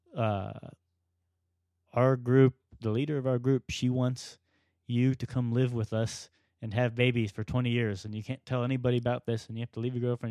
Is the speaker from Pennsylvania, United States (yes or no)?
no; Florida, United States; I was born and raised in Florida